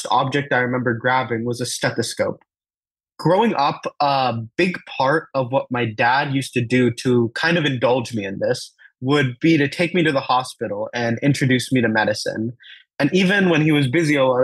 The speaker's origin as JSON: {"language": "English", "country": "United States", "tie": "born or raised there", "first_language": "Telugu", "said": "the beautiful and shiny clinics in the USA that I was really used to growing up"}